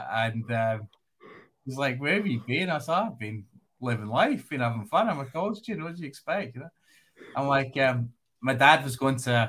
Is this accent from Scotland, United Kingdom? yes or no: yes; Glasgow, Scotland, United Kingdom; also born or lived in Edinburgh; I grew up in Glasgow, in the west coast of Scotland.